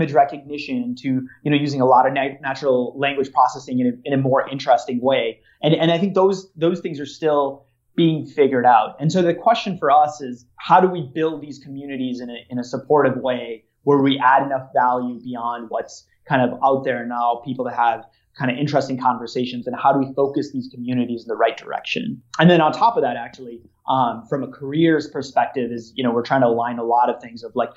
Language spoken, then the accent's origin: English; Minnesota, United States; so I'm from Minnesota